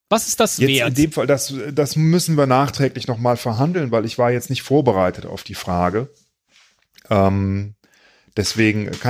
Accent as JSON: {"language": "German", "town": "Cologne", "region": "North Rhine-Westphalia", "country": "Germany", "tie": "born or raised there", "said": "dass ich hier äh, in meiner Heimatstadt ähm, investieren möchte, weil ich meiner Heimatstadt etwas geben will. Und ich möchte, dass die auch davon profitieren."}